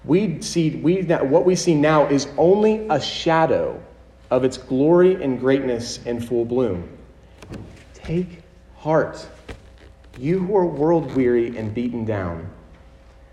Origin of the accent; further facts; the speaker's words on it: United States; us as American citizens in the 21st century